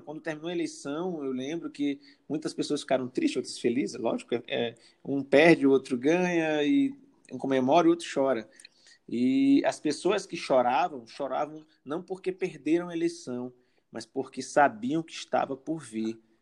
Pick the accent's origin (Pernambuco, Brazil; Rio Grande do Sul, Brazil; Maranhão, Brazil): Maranhão, Brazil; São Luís; now in Balsas, Brazil; eu sou ludovicense, nasci em São Luís do Maranhão, estou morando em Balsas, que é no sul do Maranhão, né?